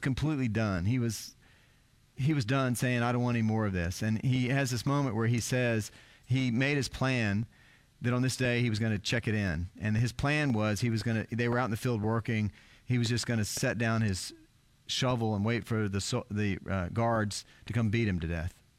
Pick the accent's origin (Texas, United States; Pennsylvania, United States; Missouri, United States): Texas, United States; South; I grew up in South Texas